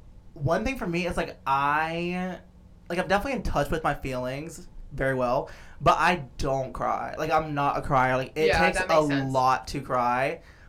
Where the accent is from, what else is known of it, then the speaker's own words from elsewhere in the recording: Atlanta, Georgia, United States; also born or lived in Athens, Georgia; I'm from Atlanta.